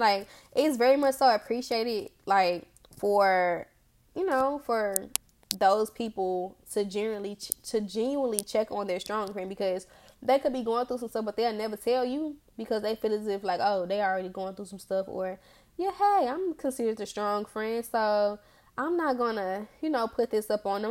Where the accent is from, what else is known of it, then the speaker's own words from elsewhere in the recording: Memphis, Tennessee, United States; I grew up in Orange Mound. I grew up in Orange Mound. But I, I'm not from Tennessee. I'm from Memphis.